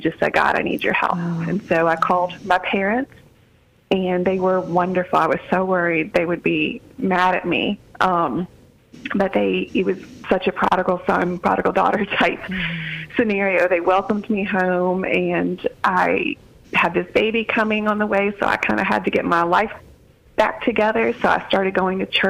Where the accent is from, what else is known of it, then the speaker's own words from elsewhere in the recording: Deep South, United States; also born or lived in Alabama / Louisiana; we grew up in the Deep South, in Deep South Alabama and Deep South Louisiana